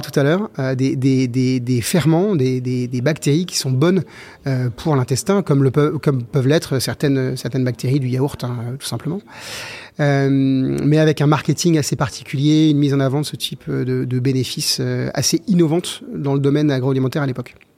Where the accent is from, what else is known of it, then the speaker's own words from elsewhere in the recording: Versailles, Île-de-France, France; now in Saint-Lunaire, France; J'ai grandi à Versailles dans le 78